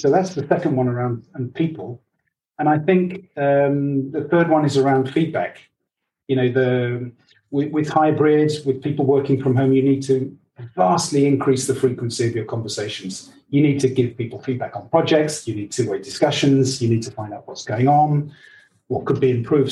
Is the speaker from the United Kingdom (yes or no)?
yes; England, United Kingdom; I I'm English and half Dutch.